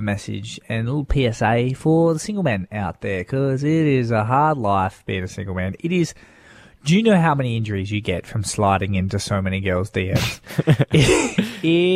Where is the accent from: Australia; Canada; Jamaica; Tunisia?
Australia; Darwin, Northern Territory; moved away; also born or lived in Western Australia; I had a friend that we grew up with in Darwin